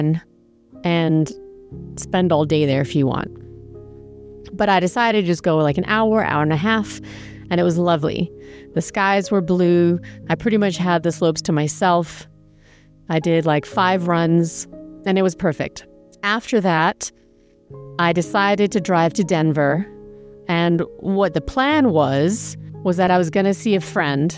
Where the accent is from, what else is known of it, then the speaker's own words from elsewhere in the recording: England, United Kingdom; moved away; I grew up in England